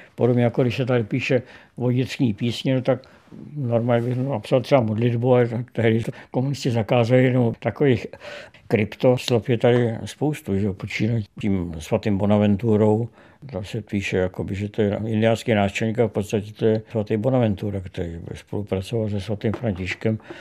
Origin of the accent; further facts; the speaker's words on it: Czechia; přestože jsem Čech, tak jsem měsíce života strávil na Slovensku